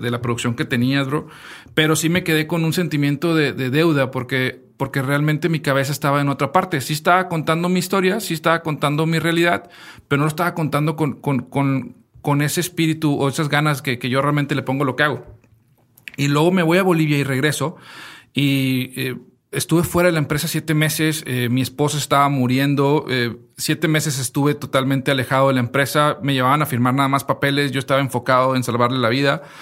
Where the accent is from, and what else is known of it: Mexico